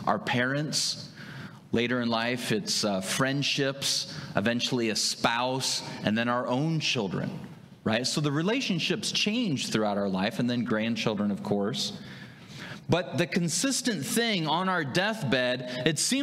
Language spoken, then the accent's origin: English; Wahoo, Nebraska, United States; moved away as an adult; also born or lived in South Carolina; I'm from this region. I grew up in Saunders County, if you know where that's at, Wahoo, Fremont area, Ashland, Meade